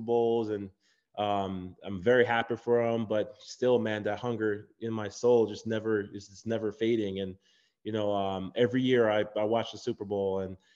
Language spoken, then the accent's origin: English; Jamaica; moved away; also born or lived in Chicago; I'm from Jamaica. Growing up in Jamaica, my mom came here